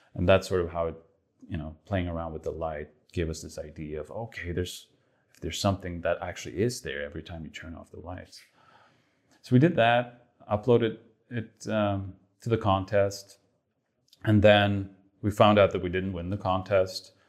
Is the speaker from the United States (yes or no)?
no; Sweden; moved away